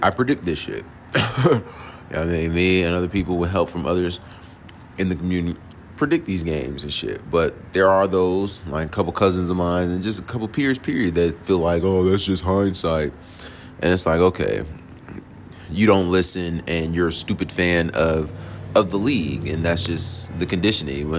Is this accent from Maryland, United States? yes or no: no; New York City, New York, United States; also born or lived in Queens, New York / Jonesboro, Georgia; now in College Park, United States; I was born in the Bronx, you know what I'm saying? Then lived in Queens. Then we moved here to Jonesboro